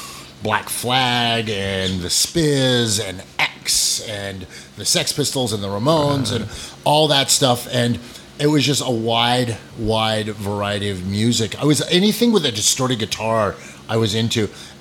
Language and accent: English; New Hampshire and Vermont, New England, United States; moved away; also born or lived in Castleton, Vermont / Lake Sunapee, New Hampshire; I grew up in upper New England, New Hampshire and Vermont.